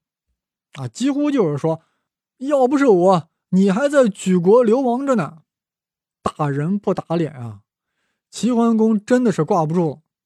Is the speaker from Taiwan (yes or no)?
no; China; 我们大陆人啊，对这个成语不太熟悉啊